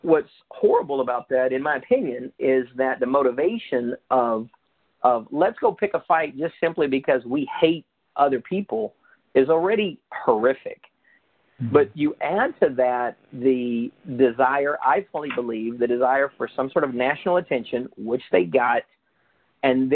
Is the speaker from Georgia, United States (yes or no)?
yes; Eatonton, Georgia, United States; also born or lived in Lubbock, Texas; I was born in Lubbock, Texas. I grew up in Eatonton, Georgia. I lived most of my life in Central Georgia